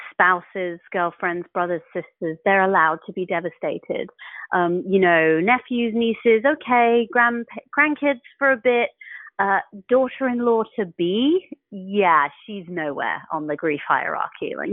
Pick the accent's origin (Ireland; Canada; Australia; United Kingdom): United Kingdom; England; I'm an English atheist talking to a photograph.